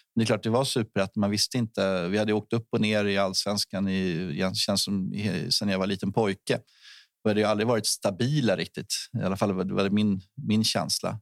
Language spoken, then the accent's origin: Swedish; Stockholm, Stockholm County, Sweden; jag är söderkille faktiskt från början